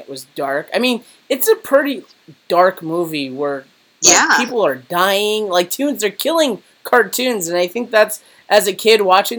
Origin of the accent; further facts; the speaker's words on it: Southern California, United States; growing up in Southern California